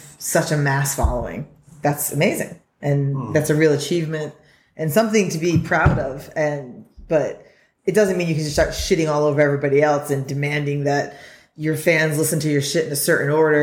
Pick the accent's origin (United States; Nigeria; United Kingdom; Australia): Australia; I'm not that Australian, although I am Australian